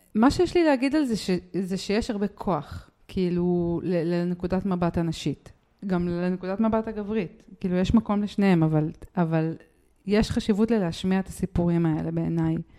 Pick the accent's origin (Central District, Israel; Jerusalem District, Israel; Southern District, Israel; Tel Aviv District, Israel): Jerusalem District, Israel; Jerusalem; אני רק מירושלים